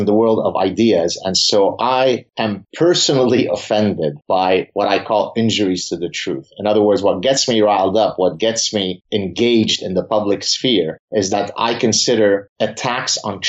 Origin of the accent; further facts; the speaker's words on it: Canada; I don't care. I'm Canadian. I don't have a dog in this fight.